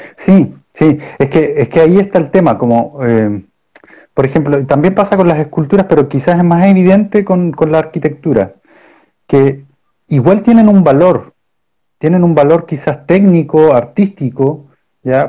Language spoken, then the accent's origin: Spanish; Punta Arenas, Magallanes and Chilean Antarctica, Chile; yo soy de Punta Arenas y en Punta Arenas está lleno de estatuas